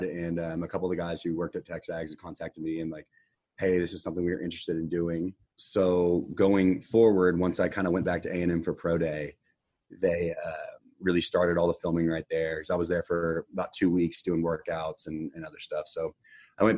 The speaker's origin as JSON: {"language": "English", "town": "Houston", "region": "Texas", "country": "United States", "tie": "born or raised there"}